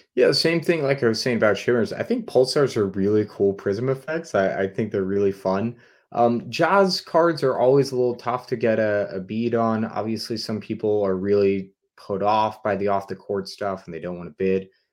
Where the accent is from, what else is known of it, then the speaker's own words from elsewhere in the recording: New England, United States; I'm from New England